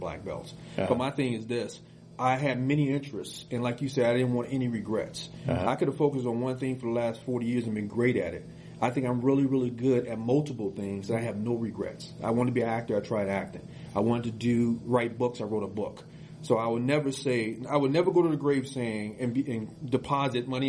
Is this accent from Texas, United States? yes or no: no; Chicago, Illinois, United States; poor growing up in Chicago